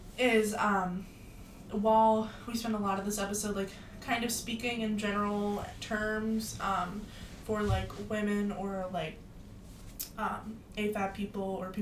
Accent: United States; we mm-hmm. live in America now, we were raised in America

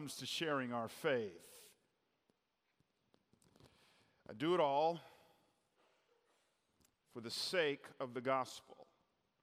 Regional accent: Atlanta, Georgia, United States; moved away; I grew up in Atlanta

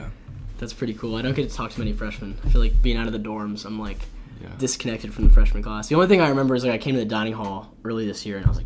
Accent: New Jersey, United States; I'm from Jersey.

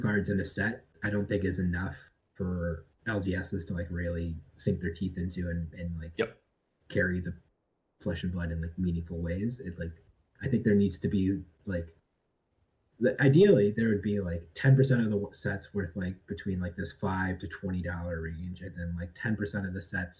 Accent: Cleveland, Ohio, United States; now in Indianapolis, United States; I'm originally from Cleveland, Ohio. I live in Indianapolis now, but over the past couple months, I went back home

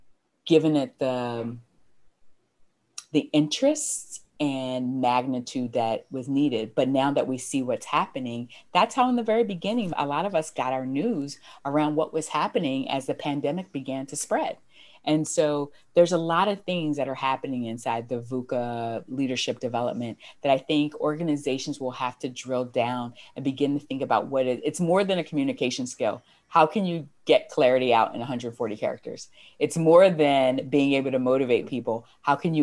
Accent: United States; I'm American

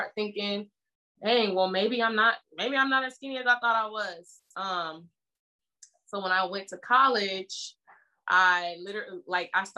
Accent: Oakland, California, United States; I'm from Oakland, California

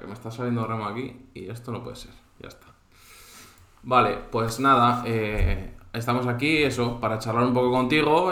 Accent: Cantabria, Spain; now in Valencia, Spain; yo mismo, que soy cántabro

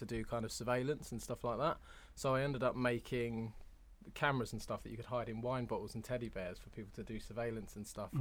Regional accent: London, United Kingdom; moved away; I'm from Hammersmith, West London.

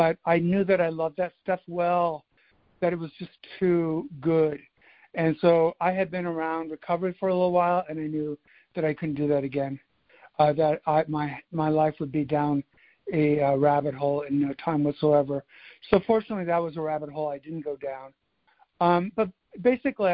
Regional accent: California, United States; also born or lived in Midwest; now in Washington, D.C., United States; my family moved to California

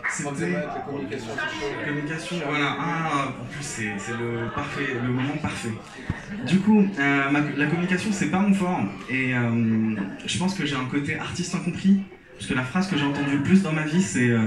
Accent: Algeria; j'ai grandi en Algérie, je suis algérien et souvent on me demande pourquoi j'ai pas d'accent.

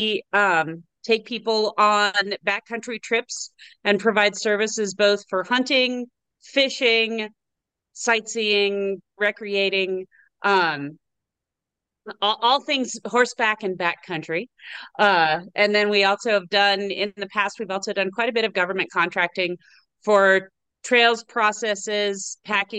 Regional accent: Southern California, United States; now in Colorado, United States; I was born and raised in Southern California

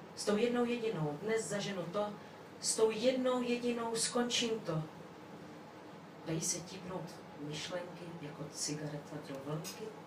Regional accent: Brno, South Moravian Region, Czechia; Jsem z Brna

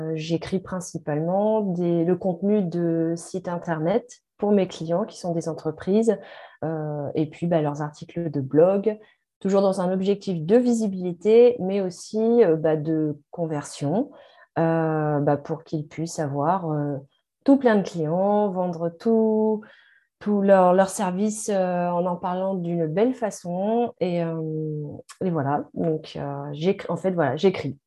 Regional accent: France; nous, en France

